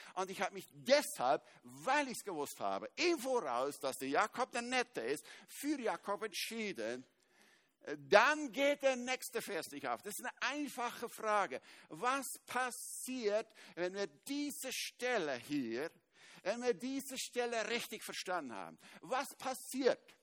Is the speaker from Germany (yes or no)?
no; Switzerland; Ich bin Schweizer